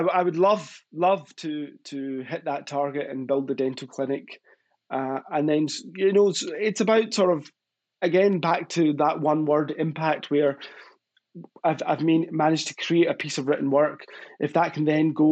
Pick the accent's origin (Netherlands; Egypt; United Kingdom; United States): United Kingdom; Glasgow, Scotland; accent: Scottish; where I grew up in Glasgow.